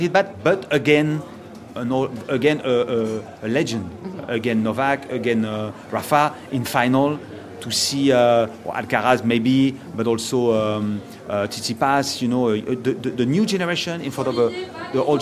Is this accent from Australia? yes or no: no; Münster, North Rhine-Westphalia, Germany; English is a second language